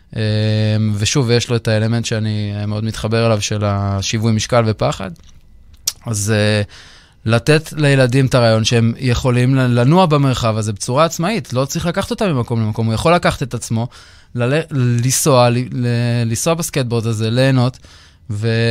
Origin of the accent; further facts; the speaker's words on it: Israel; גדלתי בטניס בישראל